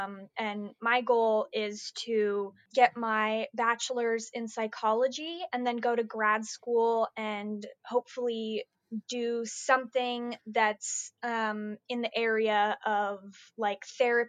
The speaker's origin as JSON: {"language": "English", "town": "Dallas", "region": "Texas", "country": "United States", "also_born_or_lived": "Utah", "said": "I'm from Texas. I live in Dallas. I moved here from Utah, actually. I was born in Utah."}